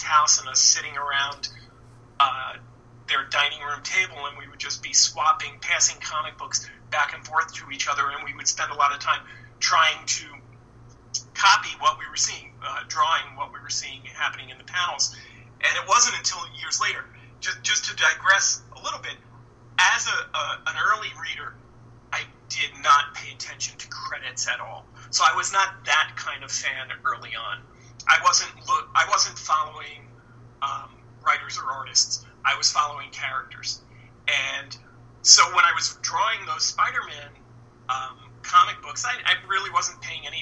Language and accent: English; New York City, New York, United States; I grew up in Brooklyn, New York